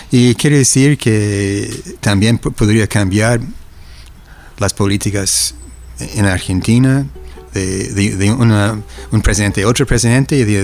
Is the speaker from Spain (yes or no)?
no; Chile; vengo de Chile y eso es lo que está